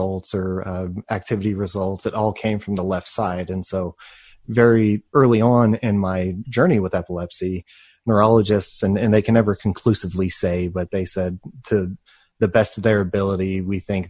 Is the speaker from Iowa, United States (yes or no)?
no; Plano, Texas, United States; I grew up in Texas in a system.